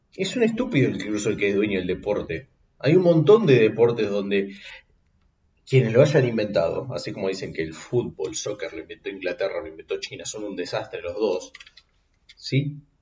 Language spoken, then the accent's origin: Spanish; Argentina; yo como argentino